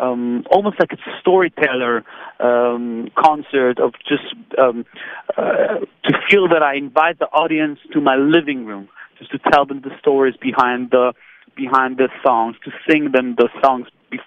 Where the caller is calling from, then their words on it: Tel Aviv, Tel Aviv District, Israel; I'm calling you from Tel Aviv.